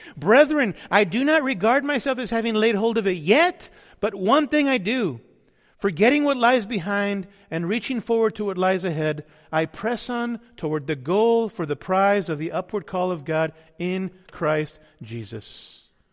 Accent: United States

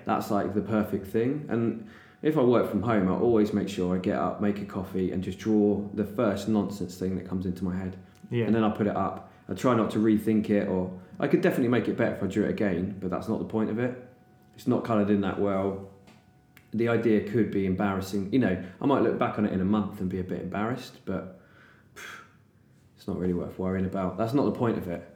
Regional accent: Bristol, South West England, United Kingdom

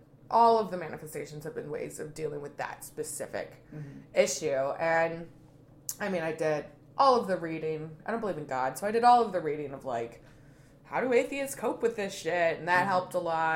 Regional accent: Plainfield, Illinois, United States; I'm from Plainfield

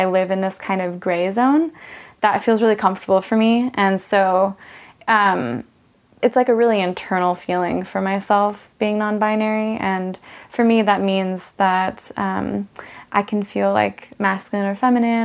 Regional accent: Orange, California, United States; moved away; I grew up in Orange County, California, the city of Orange

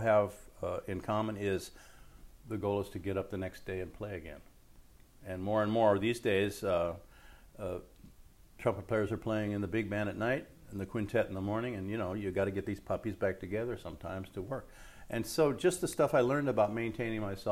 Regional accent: Los Angeles, California, United States; also born or lived in Cleveland, Ohio; before I was even 1 year old, my folks moved out to L.A., so I'm a California boy.

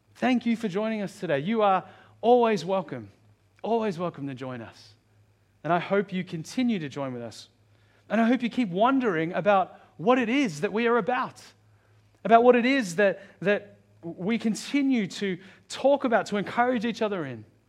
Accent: Australia; as a Filipino growing up in Australia with lots of white Australian friends

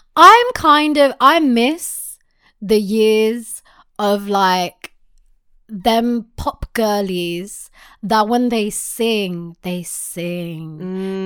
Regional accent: United Kingdom; I am British

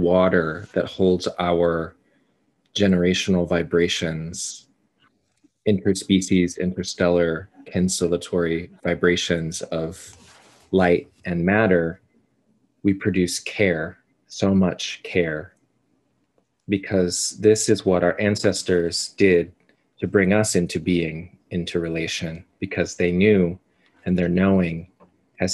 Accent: Corpus Christi, Texas, United States; now in Brooklyn, United States; But I'm originally from South Texas. I grew up in Corpus Christi, which is in South Texas

